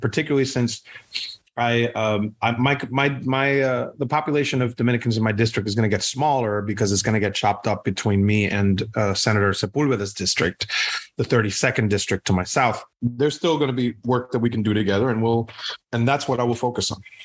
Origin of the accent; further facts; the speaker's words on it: Puerto Rico; now in United States; I am Puerto Rican. I'm born and raised in Puerto Rico